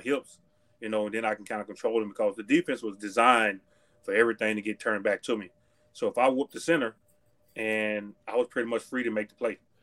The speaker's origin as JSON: {"language": "English", "region": "Texas", "country": "United States", "tie": "born or raised there", "moved": "yes", "said": "I grew up in Texas"}